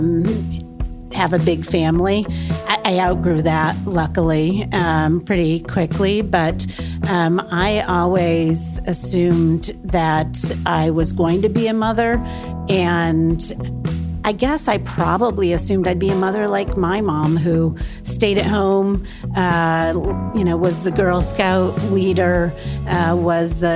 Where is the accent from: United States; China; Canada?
United States; Massachusetts; born or raised there